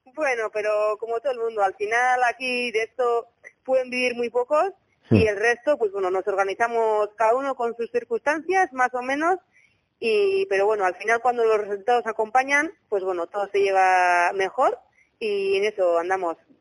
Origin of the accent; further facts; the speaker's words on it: Bilbao, Basque Country, Spain; now in Zumaia, Spain; yo soy de Bilbao, pero vivo aquí en Sumaya cerca de Zaraos